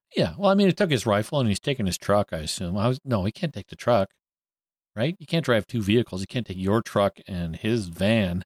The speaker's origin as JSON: {"language": "English", "country": "Canada", "said": "I'm Canadian and we say Z instead"}